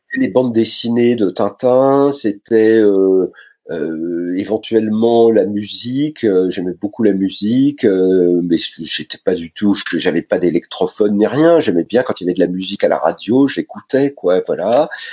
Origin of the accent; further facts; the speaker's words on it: Sainte-Menehould, Grand Est, France; also born or lived in Châlons-en-Champagne; je suis né dans la Marne, à Sainte-Menou